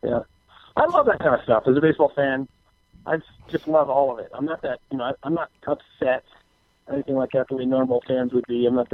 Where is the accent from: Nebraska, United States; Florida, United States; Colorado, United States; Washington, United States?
Washington, United States; now in California, United States; I grew up in Washington State, but we lived a long ways from Seattle